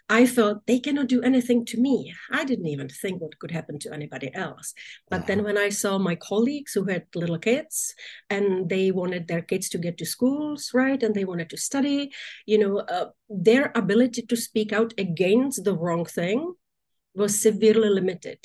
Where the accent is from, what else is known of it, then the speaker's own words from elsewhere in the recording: Czechia; moved away; my home country of now czech republic